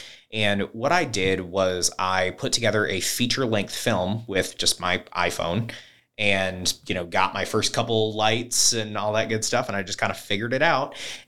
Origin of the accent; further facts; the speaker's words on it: Wyoming, Michigan, United States; also born or lived in Kentwood / Byron Center; So I grew up in Wyoming. Wyoming, the town, not the state. We've moved around. So went from Wyoming to Door to Kentwood and back to Door. And then I moved to Byron Center.